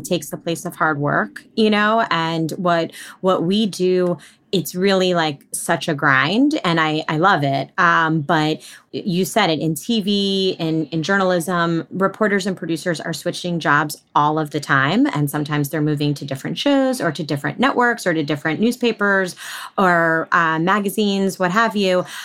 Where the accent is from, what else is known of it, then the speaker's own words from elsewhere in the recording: outside of New York City, United States; I was born and raised outside of New York City.